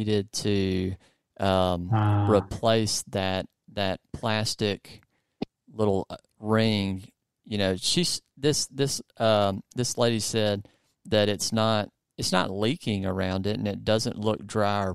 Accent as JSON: {"language": "English", "region": "the South", "country": "United States", "accent": "southern", "said": "my southern accent"}